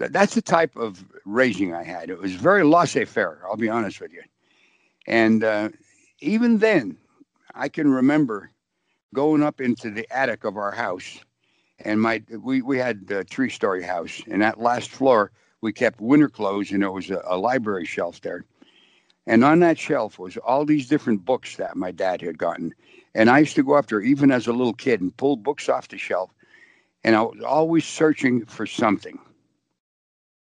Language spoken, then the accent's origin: English; Mount Carmel, Pennsylvania, United States; I was born and raised in Pennsylvania in a little coal mining town called Mount Carmel, Pennsylvania, up in the northeast part of the state